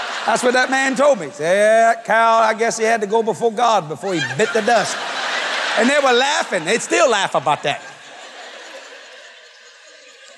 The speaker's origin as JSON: {"language": "English", "area": "Cajun", "region": "Louisiana", "country": "United States", "said": "I'm a Cajun boy"}